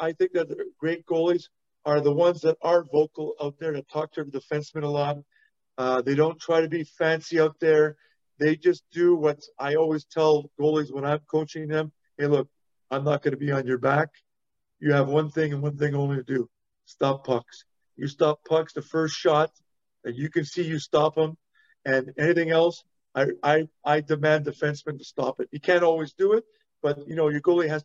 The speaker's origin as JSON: {"language": "English", "town": "Montreal", "region": "Quebec", "country": "Canada", "tie": "born or raised there", "said": "growing up in Montreal, I learned how to speak French really well."}